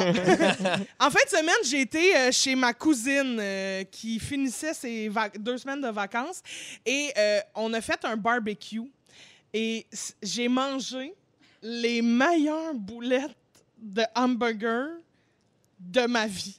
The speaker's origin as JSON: {"language": "French", "town": "Montreal", "region": "Quebec", "country": "Canada", "tie": "born or raised there", "also_born_or_lived": "Laval", "said": "j'ai toujours été à Montréal. J'étais, non, c'est pas vrai. J'étais dans la banlieue euh, quand j'étais ado. J'habitais à Laval."}